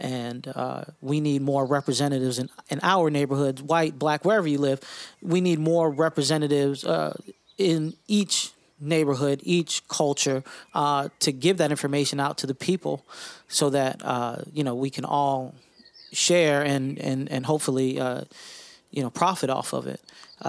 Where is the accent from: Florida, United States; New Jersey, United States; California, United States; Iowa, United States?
Florida, United States; West Palm Beach; Well, you know, obviously … from West Palm Beach, Florida.